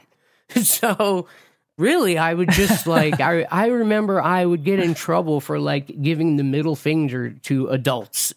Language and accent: English; Montville, New Jersey, United States; moved away; my childhood, I grew up in New Jersey, in a town called Montville